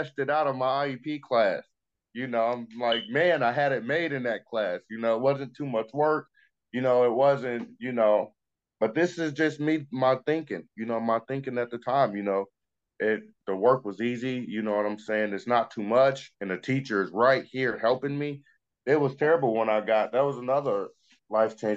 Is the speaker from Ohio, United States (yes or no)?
yes; Dayton, Ohio, United States; also born or lived in Hialeah, Florida; I grew up in Dayton, in Ohio.